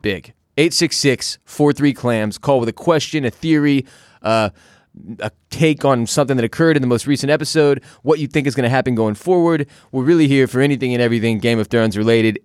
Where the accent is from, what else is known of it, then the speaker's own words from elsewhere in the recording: Houston, Texas, United States; now in Austin, United States; I'm from Houston, Texas.